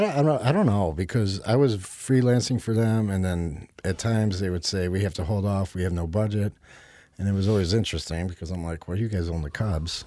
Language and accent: English; Melrose Park, Illinois, United States; also born or lived in Naperville, Illinois; now in Chicago, United States; I was raised in Melrose Park